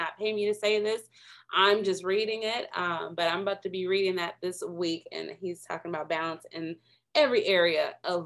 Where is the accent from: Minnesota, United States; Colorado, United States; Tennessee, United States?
Minnesota, United States; moved away as an adult; I'm from Minnesota, because, you know, left the cold in Minnesota.